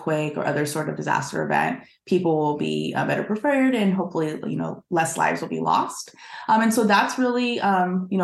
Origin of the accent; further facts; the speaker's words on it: Southern California, United States; growing up in Southern California